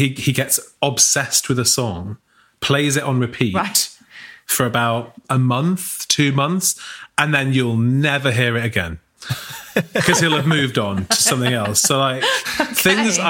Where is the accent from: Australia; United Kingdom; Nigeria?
United Kingdom; as British people